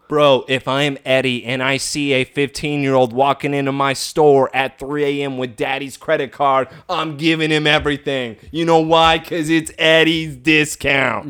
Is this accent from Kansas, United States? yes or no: yes; Kansas, United States; I grew up in Kansas.